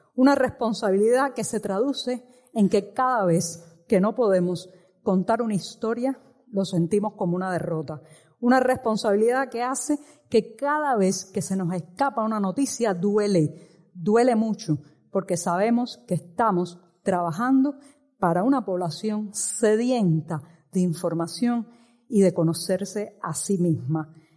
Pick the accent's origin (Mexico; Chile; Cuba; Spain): Cuba; mi país y en mi país sigue desarrollándose un drama que lleva 60 años